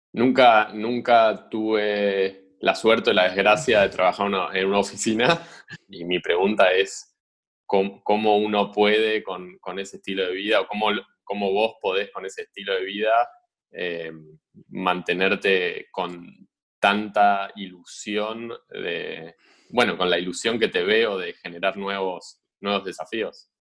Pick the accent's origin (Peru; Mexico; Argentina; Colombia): Argentina; moved away as an adult; also born or lived in Switzerland; para nosotros como argentinos